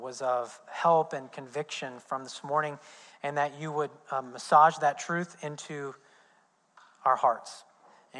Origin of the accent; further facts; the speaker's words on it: Indiana, United States; I'm from Indiana. We don't care about football, especially college football.